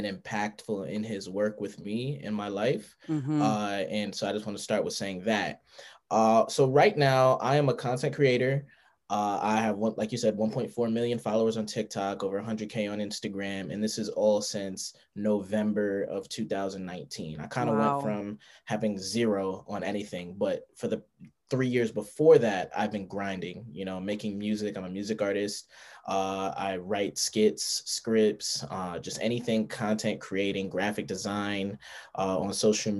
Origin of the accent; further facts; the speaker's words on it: Amityville, New York, United States; I grew up in Amityville, New York.